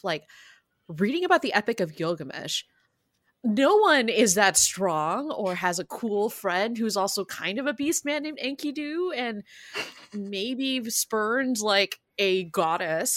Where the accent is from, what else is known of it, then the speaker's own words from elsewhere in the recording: San Francisco, California, United States; my hometown, San Francisco